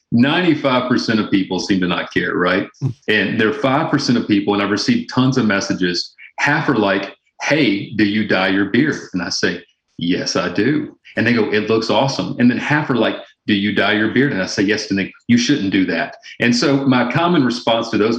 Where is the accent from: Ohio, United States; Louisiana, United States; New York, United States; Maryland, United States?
Louisiana, United States; moved away as an adult; now in Arkansas, United States; I'm originally from Louisiana